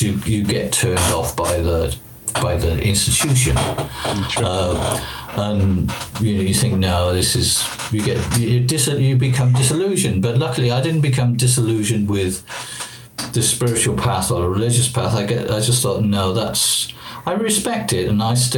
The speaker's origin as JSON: {"language": "English", "region": "Wales", "country": "United Kingdom", "said": "I come from Wales"}